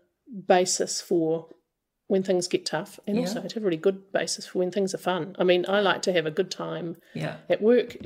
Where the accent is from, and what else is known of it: New Zealand